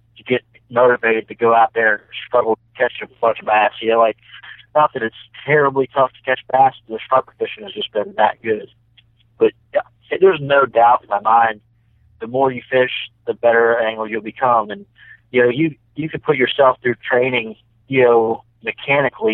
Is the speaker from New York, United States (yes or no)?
no; Harrisburg, Pennsylvania, United States; I grew up in Harrisburg, Pennsylvania